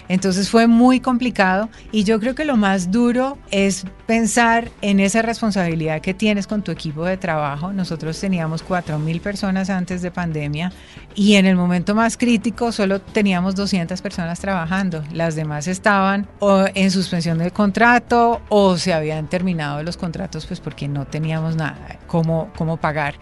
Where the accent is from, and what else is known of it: Colombia